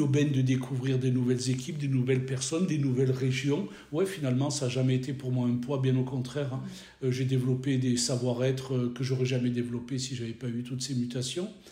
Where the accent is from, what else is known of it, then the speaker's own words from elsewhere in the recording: Provence-Alpes-Côte d'Azur, France; moved away as an adult; also born or lived in Nord-Pas-de-Calais-Picardie; j'ai grandi sur la Côte d'Azur où j'ai fait mes études